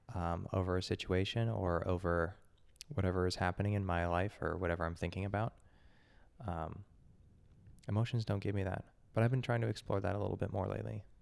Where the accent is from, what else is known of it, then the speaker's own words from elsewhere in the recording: United States; growing up in the United States